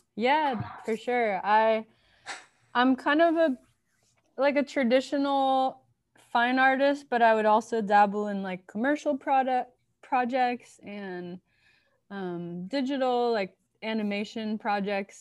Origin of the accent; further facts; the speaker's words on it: Miami, Florida, United States; also born or lived in Baltimore, Maryland; I'm from Miami, Florida, third generation, and grew up there